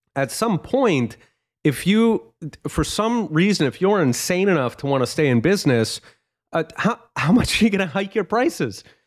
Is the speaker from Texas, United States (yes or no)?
no; Philadelphia, Pennsylvania, United States; I'm actually from Philly